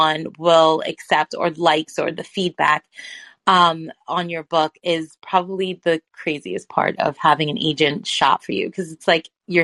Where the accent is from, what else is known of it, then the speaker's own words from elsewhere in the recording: New York City, New York, United States; I am a New Yorker, like a native New Yorker, I was born in Brooklyn